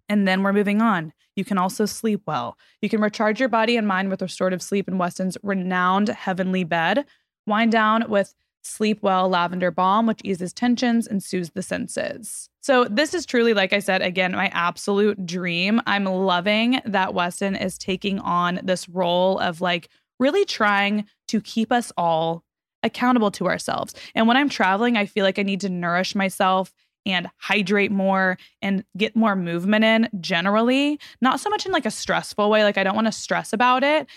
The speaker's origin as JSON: {"language": "English", "region": "Texas", "country": "United States", "tie": "born or raised there", "moved": "yes", "said": "I'm from Texas, by the way. So, like, growing up in Texas"}